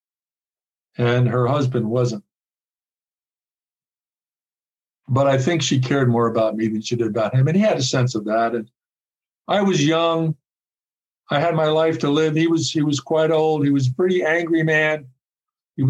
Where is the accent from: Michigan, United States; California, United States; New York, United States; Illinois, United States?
New York, United States; New York City; I grew up in New York City.